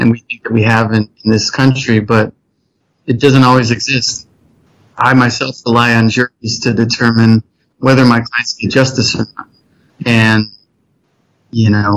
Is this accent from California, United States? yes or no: yes; South Pasadena, California, United States; I grew up in South Pasadena, middle class area.